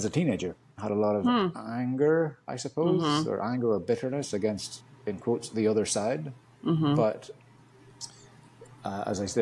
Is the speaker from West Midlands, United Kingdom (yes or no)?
no; Northern Ireland, United Kingdom; moved away as an adult; growing up in Northern Ireland